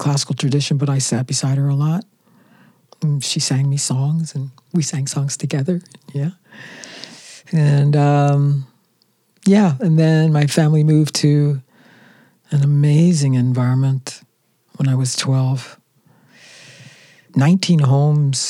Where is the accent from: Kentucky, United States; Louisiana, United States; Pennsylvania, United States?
Pennsylvania, United States; Philadelphia; we all lived together with my grandmother in Philadelphia